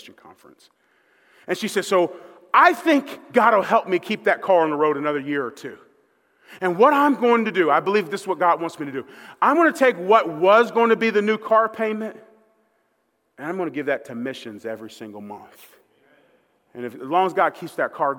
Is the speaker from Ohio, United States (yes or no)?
yes; Dayton, Ohio, United States; I'm from Dayton, Ohio. I was living there.